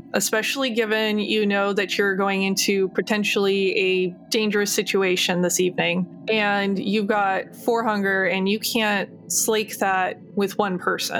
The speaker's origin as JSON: {"language": "English", "region": "Iowa", "country": "United States", "said": "Oh, from out about Iowa."}